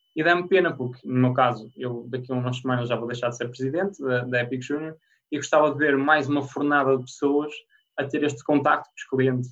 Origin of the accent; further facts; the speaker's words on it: Porto, Norte, Portugal; moved away as an adult; also born or lived in Minho; eu sou do Porto, fui parar ao, ao Minho na altura